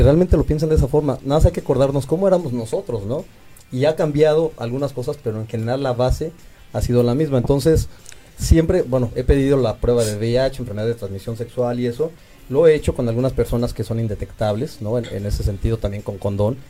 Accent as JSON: {"language": "Spanish", "country": "Mexico", "said": "como gays y como mexicanos"}